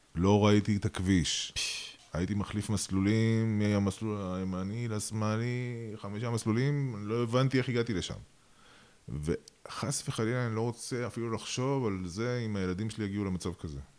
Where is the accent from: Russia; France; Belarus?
Russia; also born or lived in Georgia (parents); now in Israel; אני אה, נולדתי ברוסיה